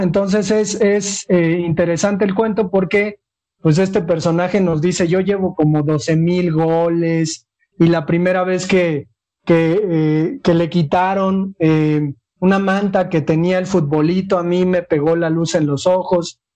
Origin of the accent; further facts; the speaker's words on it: Mexico; a nosotros como niños mexicanos